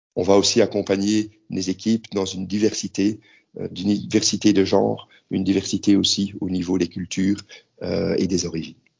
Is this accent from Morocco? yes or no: no; Belgium; moved away as an adult; now in Prague, Czech Republic; je suis belge